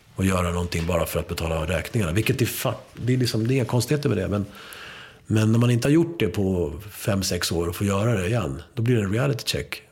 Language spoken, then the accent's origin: Swedish; Sweden; first language Spanish; Swedish is a second language; spanska skulle vara mitt modersmål fast jag började skolan här